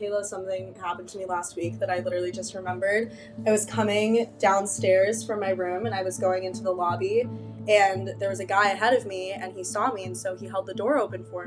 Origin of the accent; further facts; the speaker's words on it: a suburb of Chicago, Illinois, United States; moved away as an adult; now in Ann Arbor, United States; I'm from a suburb of Chicago